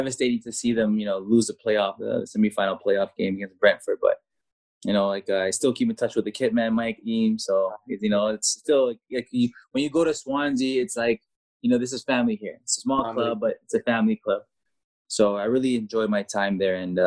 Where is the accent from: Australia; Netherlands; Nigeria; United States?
Netherlands; Rotterdam, South Holland; moved away as an adult; also born or lived in Canada / Mallorca, Spain; when you're living in Holland for 10 years, you grew up in Holland, you have that Dutch mentality